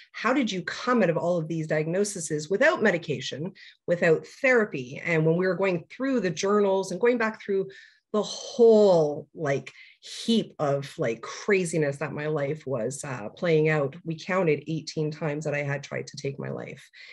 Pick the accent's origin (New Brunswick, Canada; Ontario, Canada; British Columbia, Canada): Ontario, Canada; Toronto; I hail from Toronto, Ontario, Canada, born and raised.